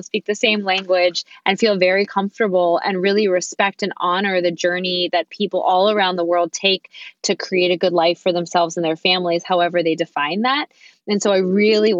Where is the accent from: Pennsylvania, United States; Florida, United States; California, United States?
Pennsylvania, United States; Pittsburgh; moved away as an adult; also born or lived in New York; my husband and I came back to my hometown of Pittsburgh, Pennsylvania